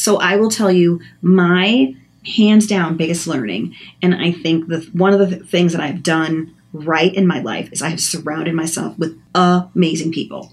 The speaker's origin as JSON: {"language": "English", "town": "Chicago", "region": "Illinois", "country": "United States", "moved": "yes", "lives_now": "Minnesota, United States", "said": "I'm from Chicago"}